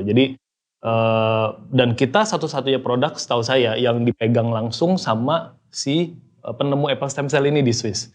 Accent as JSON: {"language": "Indonesian", "town": "Medan", "region": "North Sumatra", "country": "Indonesia", "said": "Saya dari Medan ya kebetulan"}